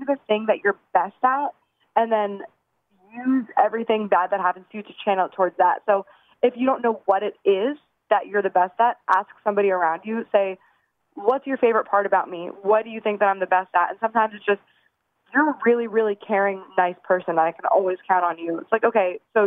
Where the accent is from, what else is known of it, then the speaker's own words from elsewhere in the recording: New Castle, Pennsylvania, United States; now in Los Angeles, United States; I'm from Newcastle